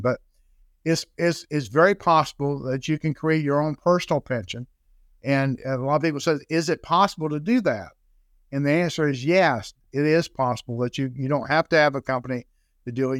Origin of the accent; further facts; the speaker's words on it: Jacksonville, Florida, United States; I'm born and raised in Florida, uh, born and raised in Jacksonville, Florida